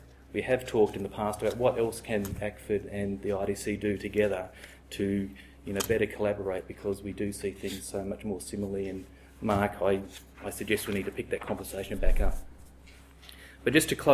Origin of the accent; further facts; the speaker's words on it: Australia; as an Australian